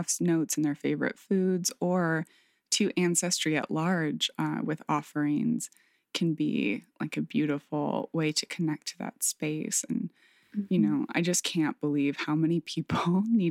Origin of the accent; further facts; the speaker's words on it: Michigan, United States; moved away; my hometown in Michigan